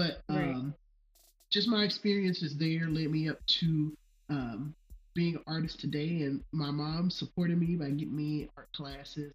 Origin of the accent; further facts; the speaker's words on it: Memphis, Tennessee, United States; moved away as an adult; I'm originally from Memphis, and I grew up there. Didn't move away till I graduated from college